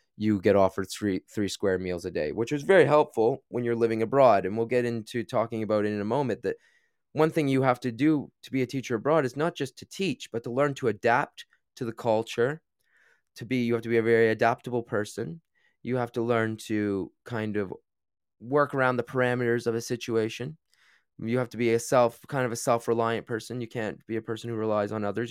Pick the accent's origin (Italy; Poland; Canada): Canada; moved away as an adult; also born or lived in China; now in United Kingdom; I am from Canada originally, I taught in the U K now for about eight years